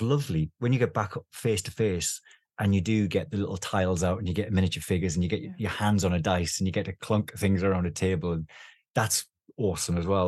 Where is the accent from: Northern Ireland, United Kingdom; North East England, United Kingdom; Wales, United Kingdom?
North East England, United Kingdom; the Northeast; I, I, was a kid in the Northeast. I grew up in the Northeast